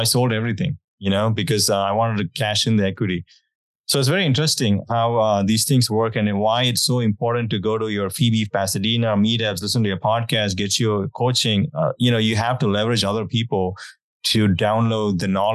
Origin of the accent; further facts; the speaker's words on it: India; moved away; growing up, I'm from India